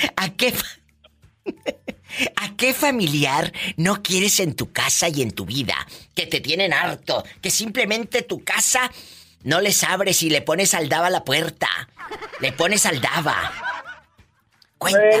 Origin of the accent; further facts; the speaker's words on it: Matamoros, Tamaulipas, Mexico; moved away; yo soy de Matamoros